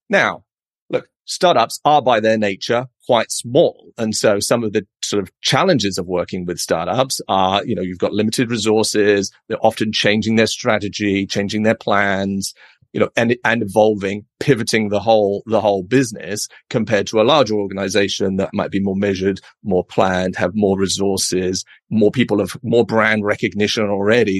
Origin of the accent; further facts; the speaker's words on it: United Kingdom; moved away as an adult; also born or lived in London; now in San Francisco, United States; as you can probably tell from my accent. I'm a Brit.